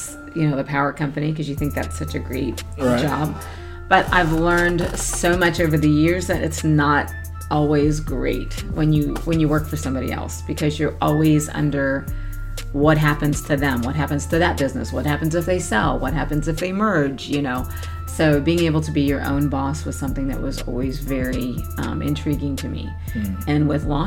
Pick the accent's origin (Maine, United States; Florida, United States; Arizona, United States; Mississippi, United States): Florida, United States; St. Petersburg; Born and raised in St. Pete, Florida.